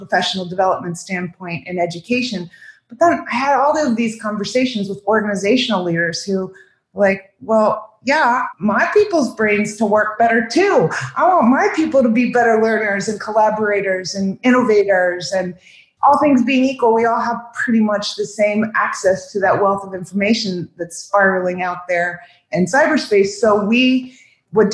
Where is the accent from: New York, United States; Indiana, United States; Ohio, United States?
Ohio, United States; now in Southwest Florida, United States; I grew up in Ohio